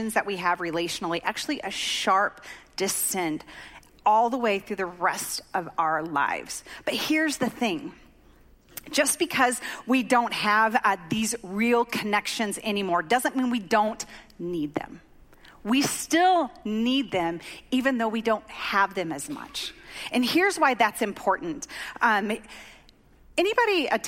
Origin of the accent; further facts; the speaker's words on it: Oklahoma, United States; moved away; I grew up in Oklahoma